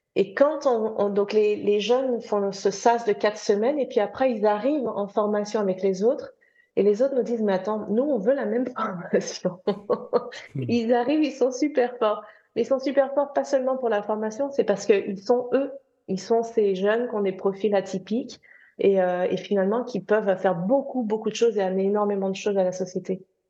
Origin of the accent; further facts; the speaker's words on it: France; also born or lived in United Kingdom; now in London, United Kingdom; je suis française anglaise